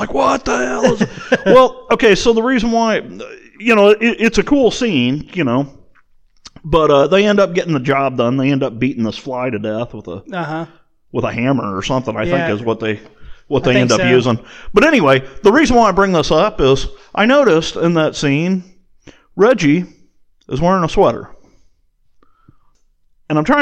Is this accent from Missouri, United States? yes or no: yes; St. Louis, Missouri, United States; I grew up in St. Louis